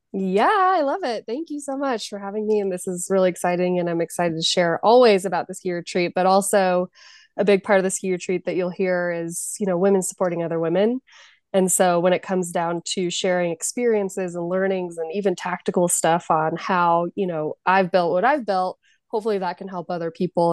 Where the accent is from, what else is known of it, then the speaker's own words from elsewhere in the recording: Jackson, California, United States; also born or lived in San Francisco / Denver; I'm from Jackson, California, which is a small rural town. So I grew up and my home ski mountain is Kirkwood